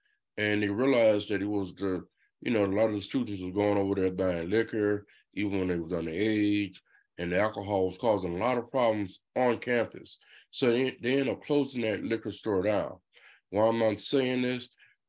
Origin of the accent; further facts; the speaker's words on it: Inkster, Michigan, United States; I say Detroit because, you know, nobody knows Inkster.